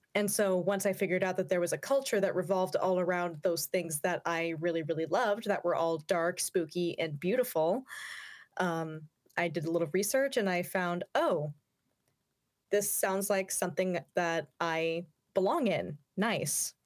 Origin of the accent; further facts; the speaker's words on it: Yakima, Washington, United States; I grew up in the Yakima area, which was literally devoid of any kind of goth scene whatsoever.